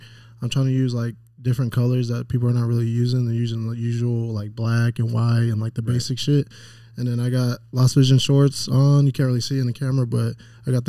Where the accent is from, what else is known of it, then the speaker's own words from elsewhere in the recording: Las Vegas, Nevada, United States; I'm from Las Vegas. I wasn't born here, but I was basically raised here.